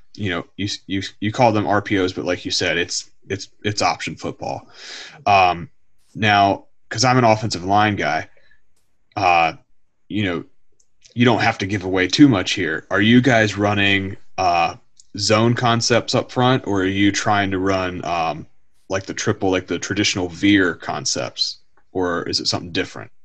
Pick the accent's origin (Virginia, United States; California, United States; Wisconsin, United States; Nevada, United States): Virginia, United States; Harrisonburg; I grew up in uh, around the Bridgewater, the Harrisonburg area, where JMU, James Madison University, that's where I grew up